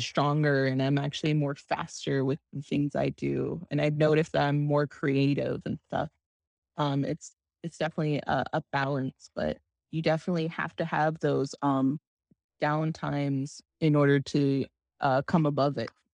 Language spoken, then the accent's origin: English; Arizona, United States; I come from Arizona